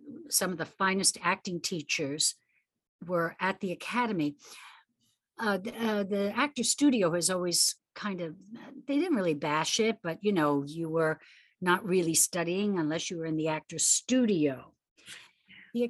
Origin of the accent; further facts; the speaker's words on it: New York City, New York, United States; growing up in the Bronx